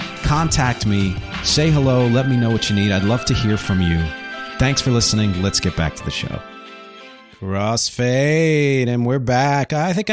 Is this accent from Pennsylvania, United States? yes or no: yes; Philadelphia, Pennsylvania, United States; he's also from near where I grew up in the Philly area.